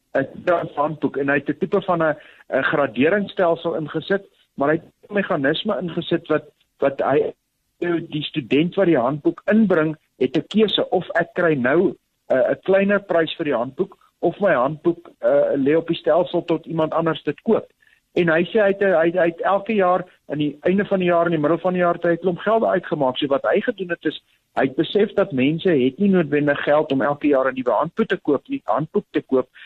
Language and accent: Afrikaans; South Africa; ons in Suid-Afrika groot geword